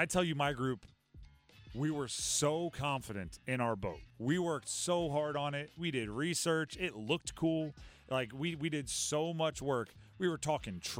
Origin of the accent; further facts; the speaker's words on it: Hawaii, United States; moved away; I grew up in Hawaii